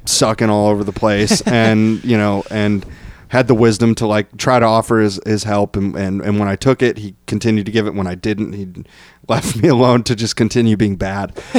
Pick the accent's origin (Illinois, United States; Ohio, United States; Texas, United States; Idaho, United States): Ohio, United States; Bryan; I'm from Bryan, Ohio.